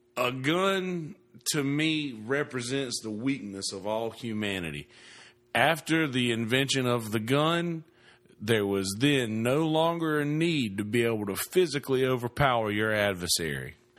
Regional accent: the South, United States; moved away; I'm from the South

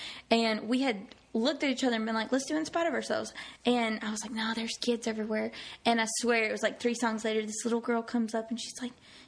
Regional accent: United States; accent: twangy; I'm from Bug Swamp.

